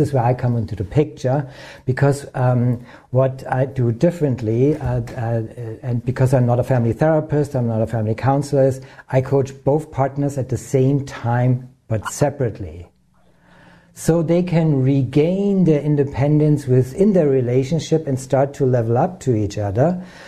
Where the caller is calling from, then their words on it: near Munich, Bavaria, Germany; I'm calling in from Germany, and it's in the south, from a small lake, beautiful lake, close to Munich, and it's in the south and also close to the Alps.